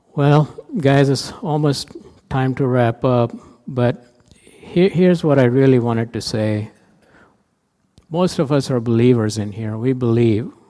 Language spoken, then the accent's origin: English; India; moved away as an adult; now in United States; I played a lot of cricket growing up in India